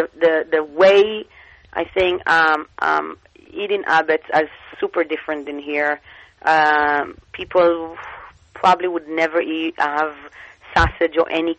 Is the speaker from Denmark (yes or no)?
no; Bnei Brak, Tel Aviv District, Israel; English is a second language; I born and raised in Israel in a small town called Bnei Brak. And my mom was, she is Iranian, but growing up in some Iraqi home, and my dad born in Israel, but his family is from Yemen.